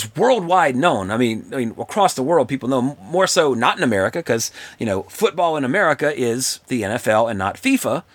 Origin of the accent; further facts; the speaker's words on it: Livingston Parish, Louisiana, United States; we're from Louisiana. Now, when I was in school, we didn't learn Spanish, we learned French. So it wasn't until I got out of high school that they actually started teaching Spanish in schools in Louisiana, at least in Livingston Parish, where I'm from